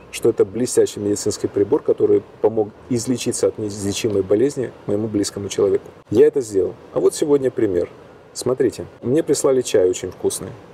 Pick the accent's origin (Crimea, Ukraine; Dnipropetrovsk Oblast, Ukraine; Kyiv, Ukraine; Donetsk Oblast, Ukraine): Kyiv, Ukraine; из Киева